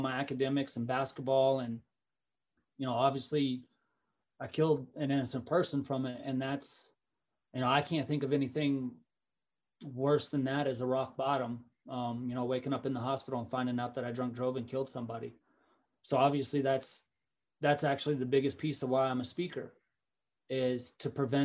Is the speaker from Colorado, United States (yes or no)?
yes; Fort Collins, Colorado, United States; I was from Fort Collins